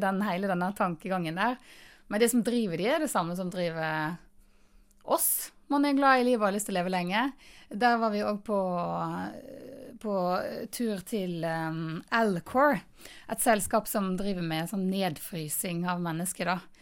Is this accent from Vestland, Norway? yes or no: yes; Florø, Vestland, Norway; Jeg er mm, fra Florø